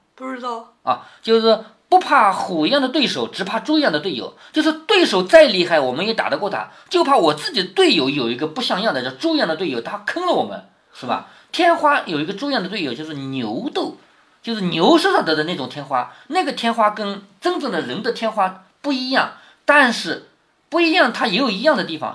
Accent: China; 我们中国人

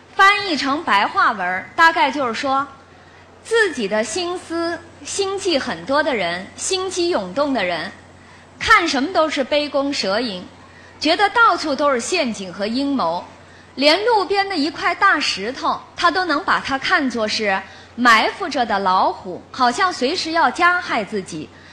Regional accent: China; 我们中国人

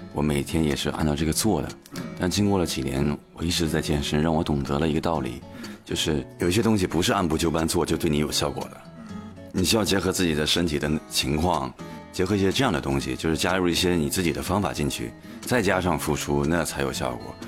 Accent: Northeast China, China; 因为我是东北人嘛

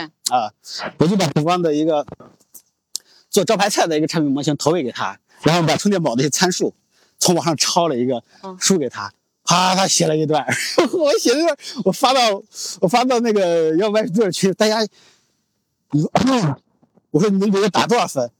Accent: Shaanxi, China; 我作为陕西人的这个性格

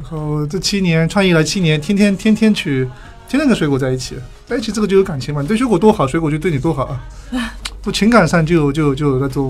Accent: Anhui, China; moved away as an adult; also born or lived in Shanghai; 从小在安徽长大啊，然后呢。那个到上海读书，

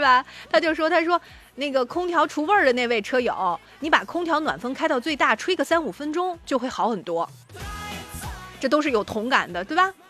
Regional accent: Shandong, China; 作为山东人好骄傲

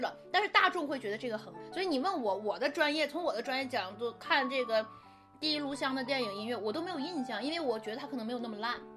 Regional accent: China; 我们中国人是不过复活节

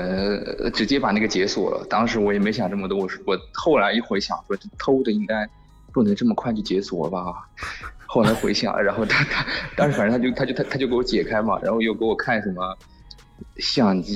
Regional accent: Shanghai, China; 在，我是上海。

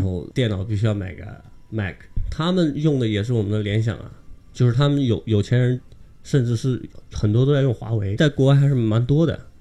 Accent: China; moved away as an adult; now in Bayreuth, Germany; 我们中国人

